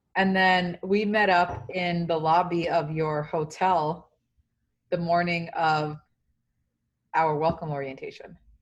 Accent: New York City, New York, United States; also born or lived in Dominican Republic; I grew up in the South Bronx

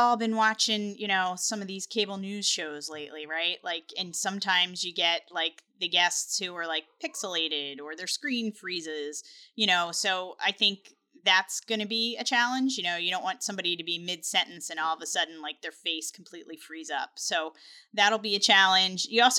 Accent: Delaware, United States; I'm from Delaware.

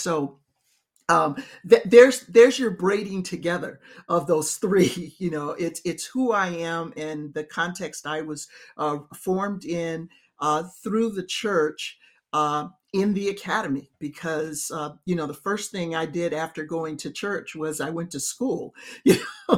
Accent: Chicago, Illinois, United States; raised in the Black church, I was educated in public school in inner city Chicago

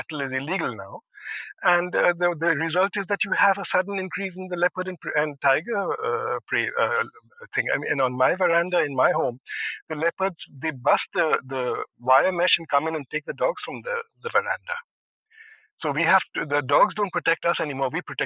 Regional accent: India; We as Indian citizens

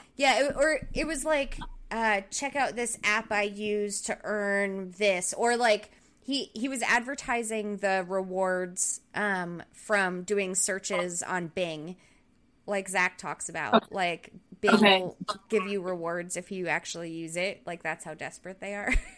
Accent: southern Rhode Island, United States; moved away; where I grew up in Rhode Island, the southern part of Rhode Island

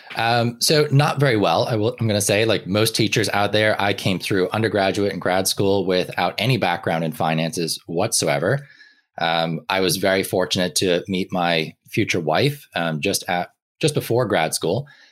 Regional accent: Ireland; I grew up in Ireland, um, for a lot of my life

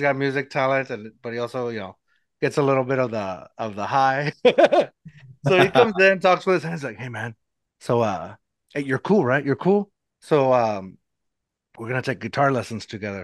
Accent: San Antonio, Texas, United States; I'm from San Antonio. I live in San Antonio

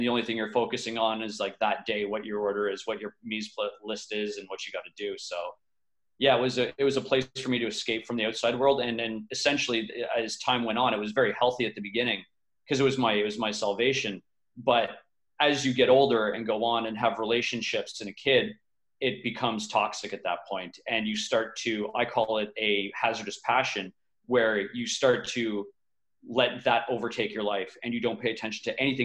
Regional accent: Montreal, Quebec, Canada; now in Vancouver, Canada; I'm from Montreal, so not too far from New York, Canada. I always call it the East Coast, but it's, I guess, more central-ish, central east. I grew up there

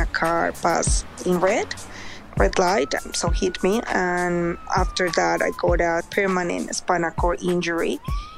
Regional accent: Bogotá, Colombia; moved away as an adult; now in Australia; I'm originally from Colombia. I've been living here in Australia for almost 20 years, and I'm 44 now. I grew up in Bogota, which is the capital city of Colombia

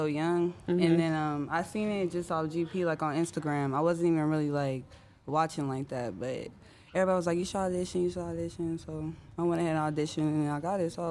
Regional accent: Topeka, Kansas, United States; I'm from Topeka, Kansas

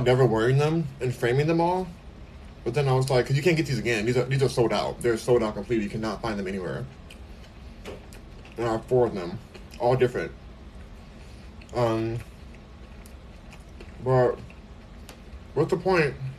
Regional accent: United States; I'm American

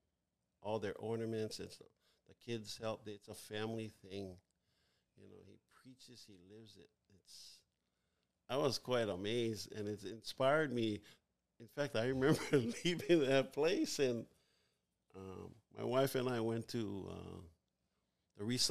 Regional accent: Hawaii, United States; we were as Hawaiian people

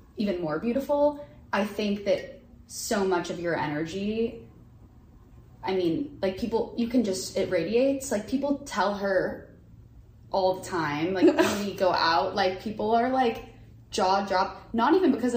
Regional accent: Houston, Texas, United States; I'm from Houston

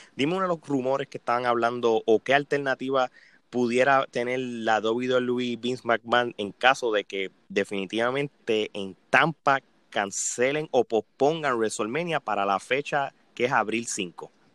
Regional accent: Puerto Rico; nosotros como puertorriqueños

